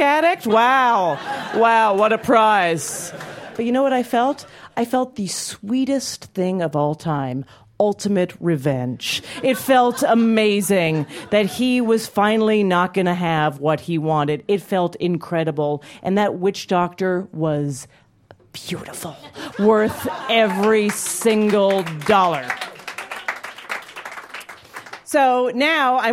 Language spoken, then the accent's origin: English; Calgary, Alberta, Canada; moved away; I grew up in Calgary, Alberta, Canada. I go home for Christmas and Hanukkah and often